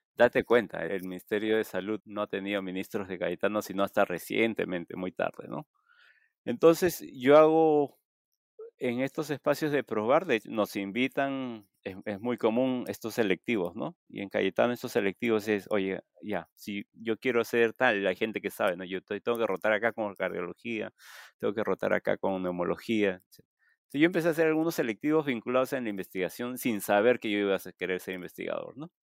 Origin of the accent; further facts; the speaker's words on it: Chimbote, Ancash, Peru; yo soy de Chimbote. Este, yo vivía a pocas cuadras del puerto